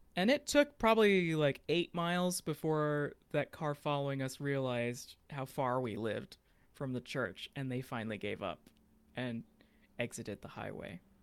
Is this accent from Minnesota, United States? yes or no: no; Fort Worth, Texas, United States; I'm from Fort Worth, Texas